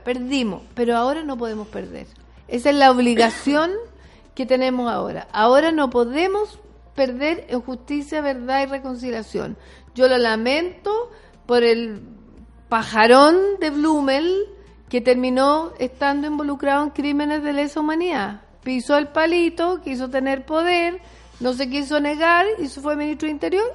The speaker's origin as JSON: {"language": "Spanish", "country": "Chile", "said": "las chilenas y los chilenos somos un poco para adentro"}